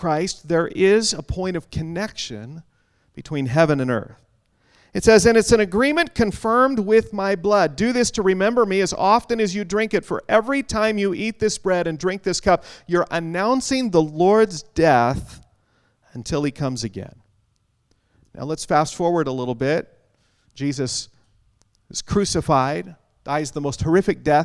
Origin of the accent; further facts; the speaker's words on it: Western Washington, United States; moved away; Now, I grew up in Western Washington, down in the good old USA.